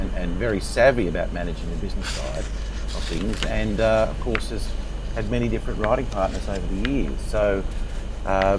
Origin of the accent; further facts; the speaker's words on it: Sydney, New South Wales, Australia; I grew up in Carlingford, Sydney's northwest.